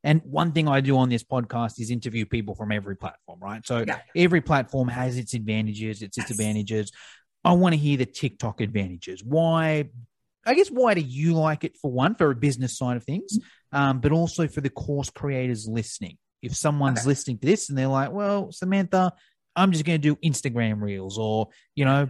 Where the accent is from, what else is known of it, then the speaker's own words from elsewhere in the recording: Australia; I'm from Australia